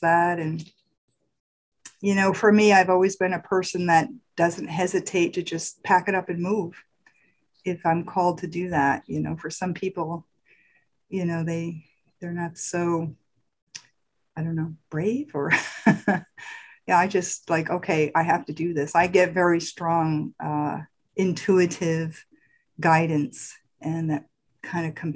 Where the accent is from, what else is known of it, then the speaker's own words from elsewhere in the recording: Hudson Valley, New York, United States; I grew up in the Hudson Valley of New York